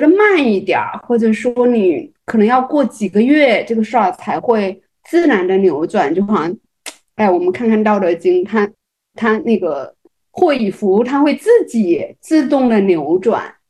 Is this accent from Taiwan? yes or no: no; Fujian, China; 我要给你一个爱的抱抱，然后我学林志玲很像的，因为我也是闽南人嘛， 台湾人口音有点像。